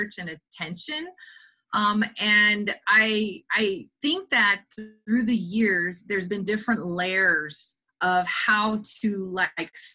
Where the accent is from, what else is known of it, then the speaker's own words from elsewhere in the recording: South Texas, United States; I come from South Texas, and both of my parents did seasonal migrant work with their families